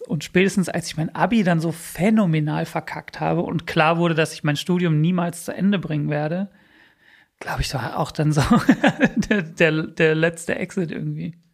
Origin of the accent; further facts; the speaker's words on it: Bielefeld, North Rhine-Westphalia, Germany; German is a second language; moved away as an adult; also born or lived in United States; now in Berlin, Germany; bei uns in Bielefeld